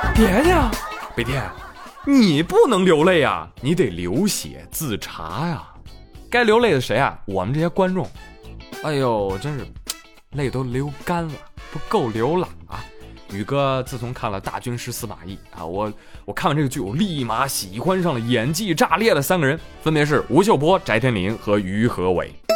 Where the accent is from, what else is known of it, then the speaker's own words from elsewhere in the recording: northern China, China; 我是北方人啊